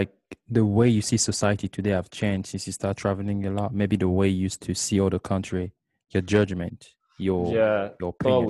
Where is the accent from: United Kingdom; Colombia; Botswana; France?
France; first language French; English is a second language; I'm French as well, by the way. It's my first language.